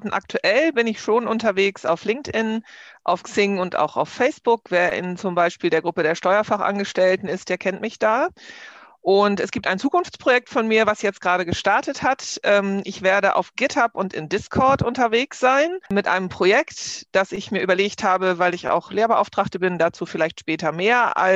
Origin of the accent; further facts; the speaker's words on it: Hamburg, Germany; born there; now in Bergisches Land, Germany; Ich bin in Hamburg geboren, wohne seit 30 Jahren im Bergischen Land und bin aber noch so eine echte norddeutsche Dern.